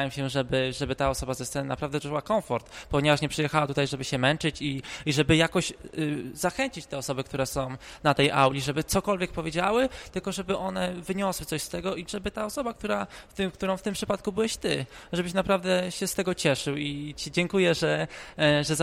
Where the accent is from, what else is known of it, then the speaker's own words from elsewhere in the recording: Łódź Voivodeship, Poland; stricte nie jestem z Warszawy, bo jestem z województwa łódzkiego